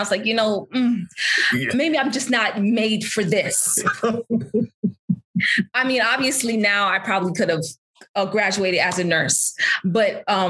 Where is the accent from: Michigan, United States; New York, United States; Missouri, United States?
Michigan, United States; Berrien Springs; I'm going to Oakwood. I'm from Berrien Springs. I don't know if you've been to Berrien, but there's just cows